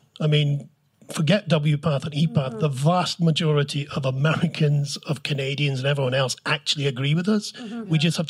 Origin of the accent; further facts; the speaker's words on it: Scotland, United Kingdom; I'm from Scotland